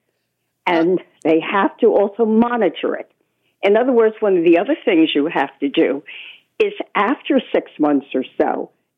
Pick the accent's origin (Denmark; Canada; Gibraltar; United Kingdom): Canada; Toronto, Ontario; now in New York City, United States; I do know Toronto, and yes, it's noisier than when I lived there as a child